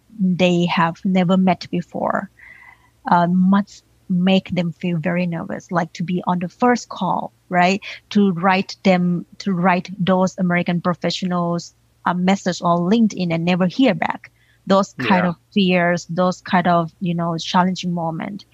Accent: Thailand; English is a second language; now in United States; I grew up in Thailand and I was raised by a single mom, aunties

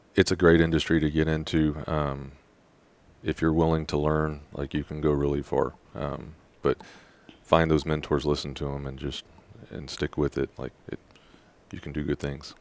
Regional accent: Rosenberg, Texas, United States; I grew up in Rosenberg, Texas

